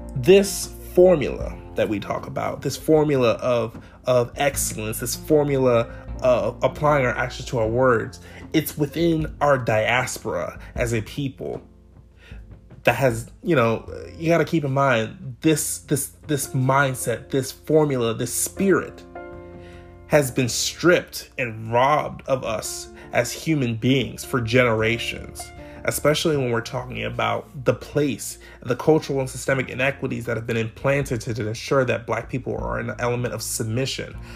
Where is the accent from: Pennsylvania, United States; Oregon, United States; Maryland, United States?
Maryland, United States; Clarksburg; also born or lived in Salisbury, Maryland; I grew up in Montgomery County, Maryland. For those of you who may be from MoCo, I'm from Clarksburg